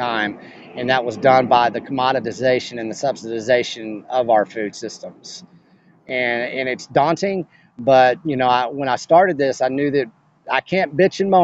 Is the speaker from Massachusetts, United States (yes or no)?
no; West Texas, United States; moved away as an adult; also born or lived in Austin, Texas; I come from West Texas. This is cattle country. That's why I started the Beef Initiative, is because I'm from cattle country, right?